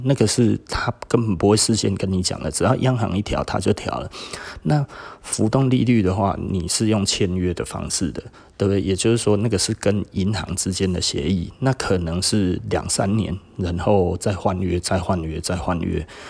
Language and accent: Chinese; Taiwan; 我们台湾这边一直在讲说，是不是特别的热？